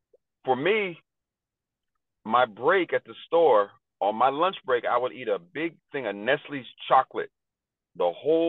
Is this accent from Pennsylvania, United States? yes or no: yes; Pittsburgh, Pennsylvania, United States; I'm born and raised in Pittsburgh.